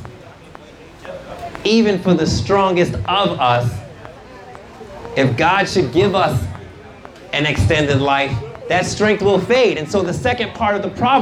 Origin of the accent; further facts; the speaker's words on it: New York City, New York, United States; I grew up in New York City